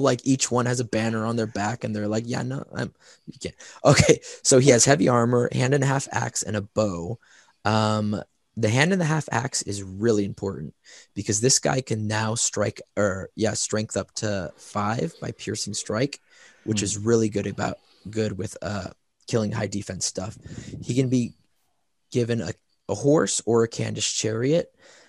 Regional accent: the South, United States; I'm from the South. We don't really speak English well.

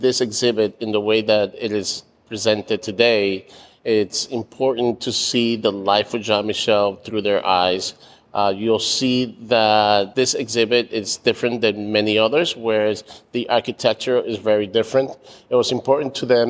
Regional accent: New York City, New York, United States; I grew up in the East Village myself

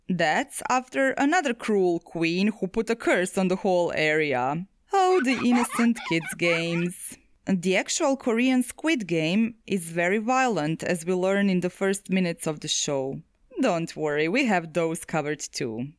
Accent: Zagreb, City of Zagreb, Croatia; Zagreb, my hometown

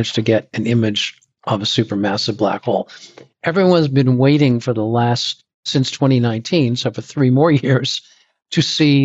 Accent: Boston, Massachusetts, United States; also born or lived in Dorchester / Newton; I grew up in Boston

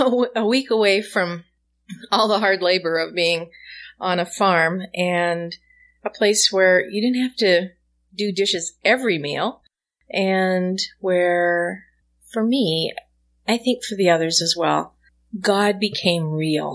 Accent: Saskatchewan, Canada; And I'm originally from Saskatchewan in Western

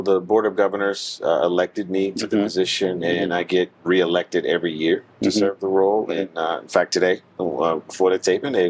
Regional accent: Savannah, Georgia, United States; now in Atlanta, United States; I am from Savannah, Georgia.

